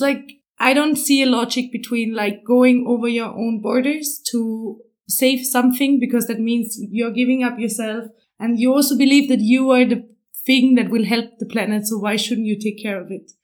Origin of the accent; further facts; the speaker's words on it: Austria; also born or lived in Vienna; I'm from Austria. I live in Vienna